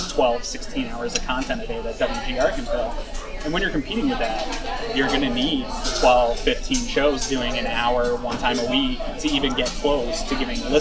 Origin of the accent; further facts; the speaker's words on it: Patriots country, New England, United States; moved away; growing up in Patriots country